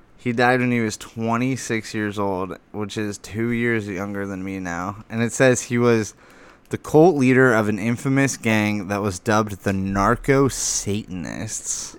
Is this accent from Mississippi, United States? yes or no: no; Lake Havasu City, Arizona, United States; born or raised there